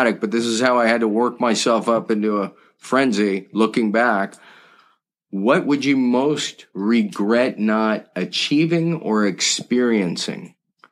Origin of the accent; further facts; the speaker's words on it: just outside Malibu, California, United States; I grew up just outside Malibu, California